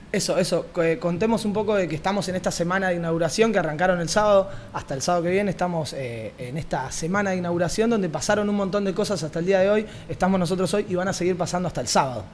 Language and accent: Spanish; Rosario, Santa Fe, Argentina; now in Barcelona, Spain; desde el otro lado del charco, como buenos rosarinos que somos